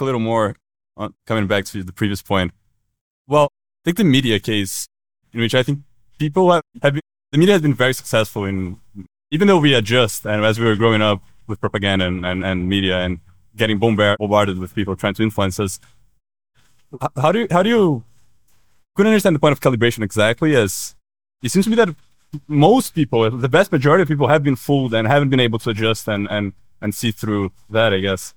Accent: Brazil; moved away; I'm from Brazil

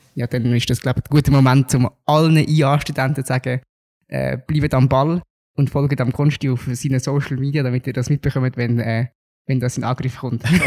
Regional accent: Zug, Switzerland; Im Zug war es mal so gewesen, also dort, wo ich herkomme

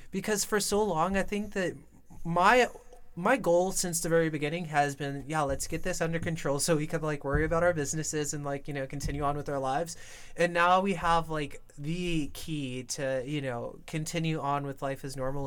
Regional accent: New York, United States; I was born and raised in New York

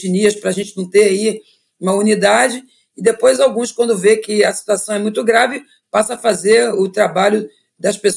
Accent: Brazil; born there; Eu sou uma, uma africana que nasci no Brasil e que estou colocada na advocacia e o meu orixá é Xangô.

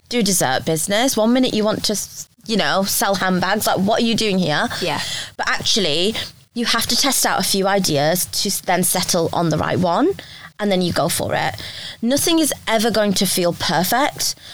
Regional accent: India; I'm Indian, so I come. I've you know lived as part of a big family before.

